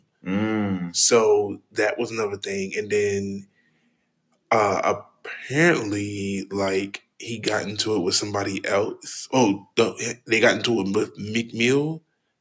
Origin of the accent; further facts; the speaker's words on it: Trinidad & Tobago; the Trinidad Festival, my home country